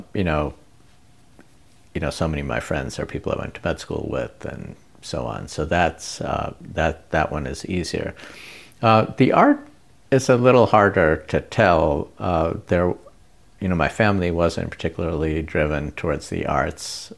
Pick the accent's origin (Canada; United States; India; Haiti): India; moved away; I grew up in India, went to a school run by Jesuits from Spain